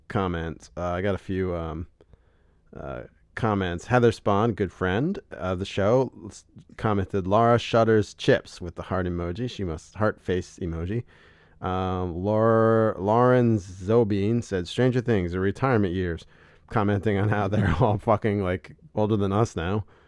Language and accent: English; Allentown, Pennsylvania, United States; I'm not from Allentown. I'm from South Waddle Township, but it's Allentown